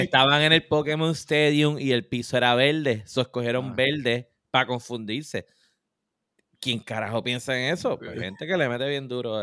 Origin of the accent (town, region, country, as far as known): Puerto Rico